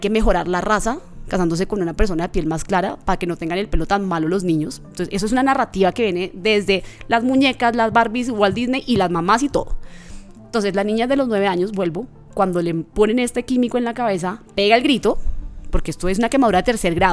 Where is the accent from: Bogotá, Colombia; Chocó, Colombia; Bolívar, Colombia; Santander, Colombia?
Chocó, Colombia; also born or lived in Bogotá; En el Chocó, de donde yo soy, porque yo, aunque nací en Bogotá, soy chocuana.